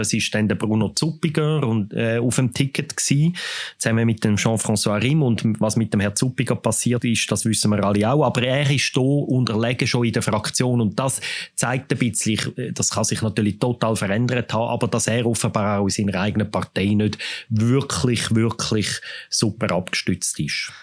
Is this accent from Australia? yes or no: no; Switzerland; in unserem Land